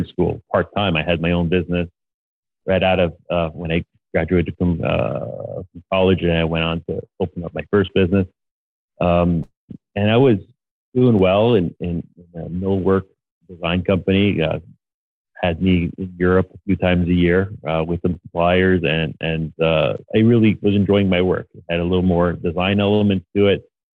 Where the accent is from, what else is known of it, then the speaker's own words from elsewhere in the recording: Montreal, Quebec, Canada; moved away; I'm from Montreal, but my factory is still in Montreal